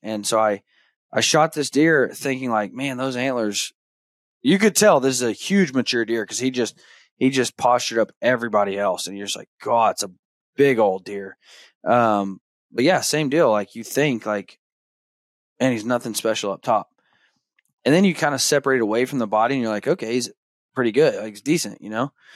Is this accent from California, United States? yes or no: no; Arkansas, United States; now in Kansas, United States; I grew up hunting deer in Arkansas